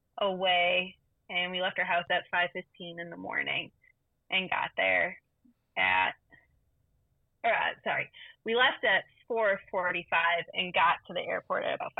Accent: Wisconsin, United States; We are from Wisconsin, so we flew out of the Milwaukee airport.

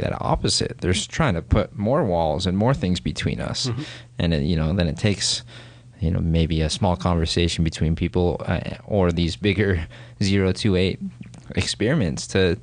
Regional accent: Orem, Utah, United States; I grew up here in Utah and grew up in Orem, Utah County, grew up Mormon

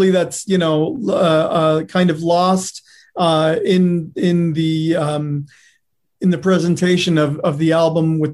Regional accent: Detroit, Michigan, United States; moved away as an adult; also born or lived in New York; now in Los Angeles, United States; I'm from Detroit, Michigan, but I spent, you know, most of my 20s in New York

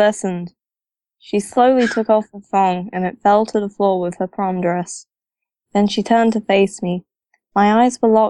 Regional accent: England, United Kingdom; I'm English.

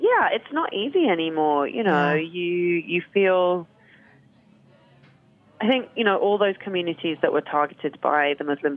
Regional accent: London, United Kingdom; moved away; back to London. So I kind of was born there, moved away and came back.

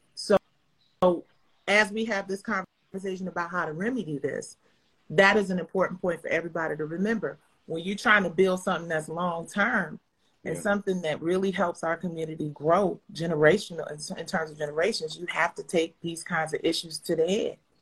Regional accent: Detroit, Michigan, United States; I'm from Detroit

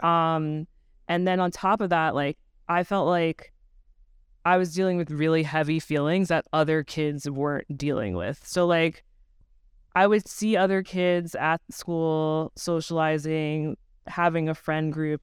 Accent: Long Island, New York, United States; I grew up on Long Island in a really, like, ninety-eight percent white neighborhood

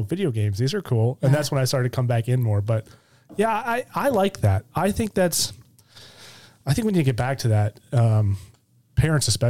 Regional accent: Ann Arbor, Michigan, United States; moved away; My hometown

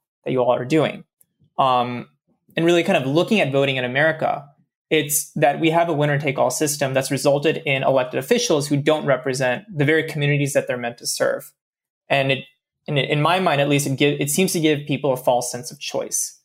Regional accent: Southeast, United States; I grew up in the Southeast

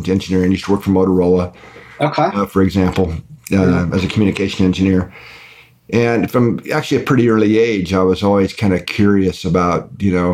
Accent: Midwest, United States; moved away; also born or lived in California; I grew up in the Midwest

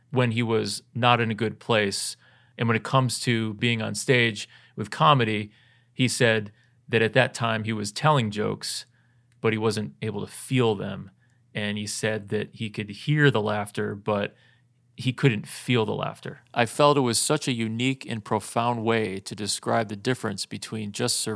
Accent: United States; I am a, I'm an American of color.

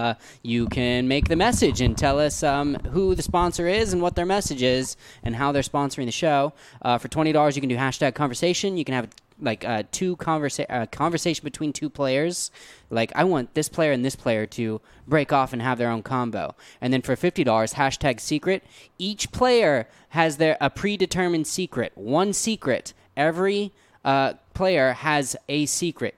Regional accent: Gainesville, Missouri, United States; now in Los Angeles, United States; I am from Gainesville, Missouri, which has, that's where I went to school

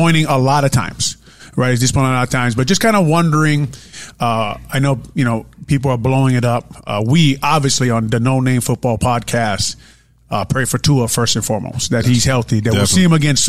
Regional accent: Honolulu, Hawaii, United States; I'm from St. Louis High School

